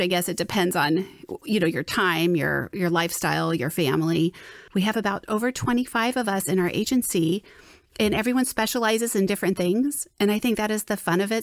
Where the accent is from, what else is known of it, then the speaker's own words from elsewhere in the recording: Southern California, United States; moved away as an adult; also born or lived in Florida; now in Saint Louis, United States; I was born and raised in Southern California, as was my husband